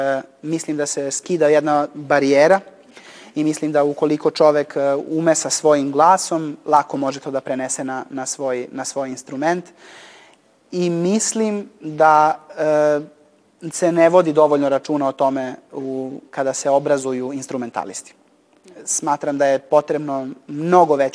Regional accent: Niš, Southern and Eastern Serbia, Serbia; kao klinac sam u Niškoj muzičkoj školi vežbao

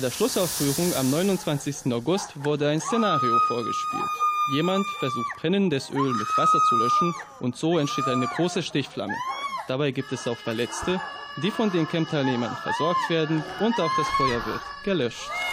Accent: Germany; bei uns in Deutschland

